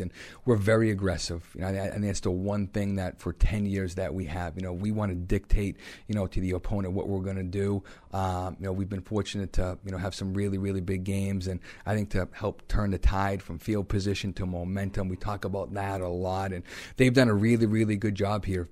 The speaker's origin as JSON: {"language": "English", "region": "Massachusetts", "country": "United States", "tie": "born or raised there", "said": "Growing up in Massachusetts"}